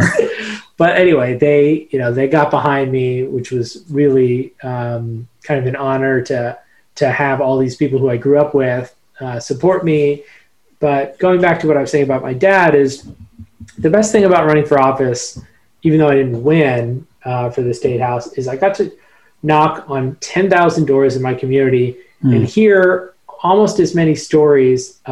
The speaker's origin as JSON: {"language": "English", "area": "Carbon County", "region": "Pennsylvania", "country": "United States", "tie": "born or raised there", "said": "born and raised in my hometown"}